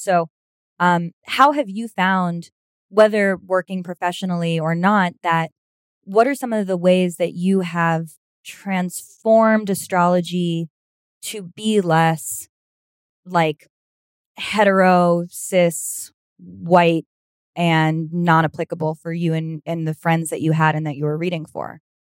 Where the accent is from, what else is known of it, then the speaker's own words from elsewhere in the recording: New York City, New York, United States; also born or lived in Los Angeles; I'm from Manhattan, my, and then Brooklyn too